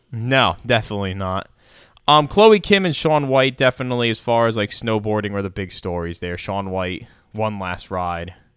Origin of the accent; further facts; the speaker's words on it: United States; also born or lived in New York / Philadelphia; growing up in New York and Philly